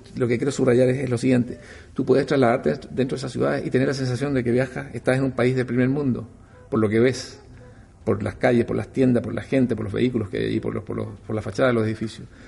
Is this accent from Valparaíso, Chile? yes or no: yes; Valparaíso, Chile; Yo soy hijo ilustre de Valparaíso, algo que es el honor más grande que, yo puedo tener, porque es el reconocimiento de, mi ciudad